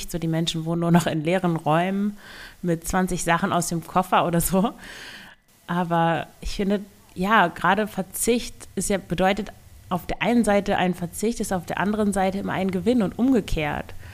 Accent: Northern Germany, Germany; das ist also im Vergleich zu den Norddeutschen, ich komme ja aus Norddeutschland, äh, Wirtshäusern, die nennt man da gar nicht so.

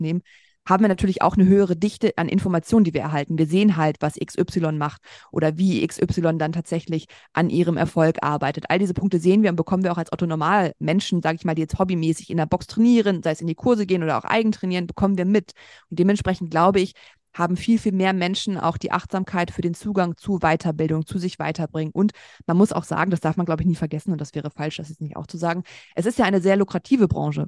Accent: Braunschweig, Lower Saxony, Germany; moved away as an adult; also born or lived in Berlin; nach Braunschweig, meine Heimatstadt, zurückgezogen

